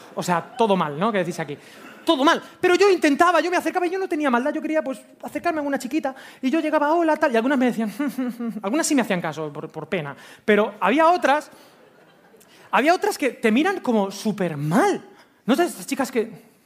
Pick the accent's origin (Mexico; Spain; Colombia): Spain; soy español